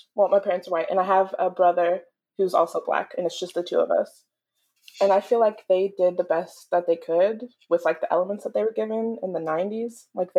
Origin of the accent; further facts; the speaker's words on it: Kentucky, United States; also born or lived in Somerset, Kentucky / Versailles, Kentucky; Born here, raised here.